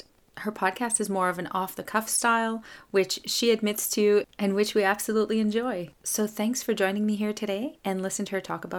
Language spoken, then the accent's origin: English; Canada; I'm a Francophone from Canada